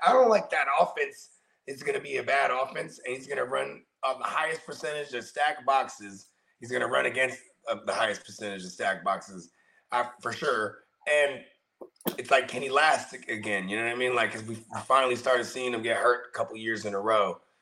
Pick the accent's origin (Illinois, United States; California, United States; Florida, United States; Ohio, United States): California, United States; Bay Area; also born or lived in Tracy, California; I grew up in the Bay Area